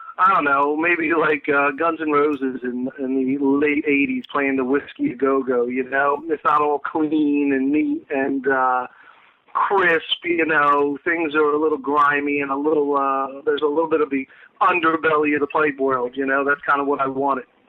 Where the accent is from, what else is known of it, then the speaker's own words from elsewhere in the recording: New Jersey, United States; also born or lived in Philadelphia, Pennsylvania; I've been in South Jersey most of my life